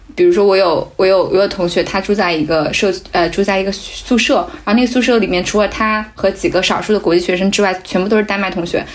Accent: China; moved away as an adult; now in Aarhus, Denmark; 二十多年前，我老家就有麦当劳了

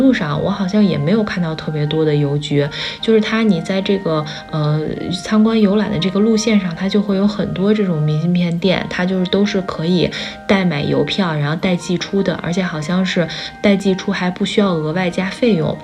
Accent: Beijing, China; also born or lived in Shandong (ancestral home); 我的祖籍是山东，我的奶奶爷爷是在山东长大的小时候，然后是在大概十八岁左右的时候来到北京工作和生活，然后呢也在北京安了自己的小家，后来我们一家子就在北京生活了

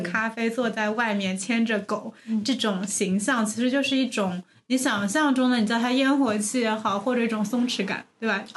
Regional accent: Shanghai, China; 这个其实是作为一个从小在这里长大人的感觉

